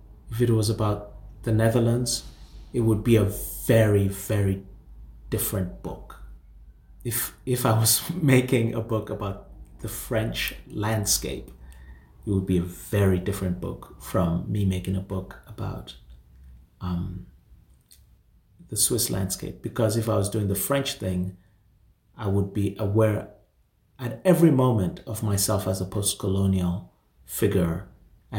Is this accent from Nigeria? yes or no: yes; Nigeria; moved away; I'm from Nigeria and I go to Nigeria almost every year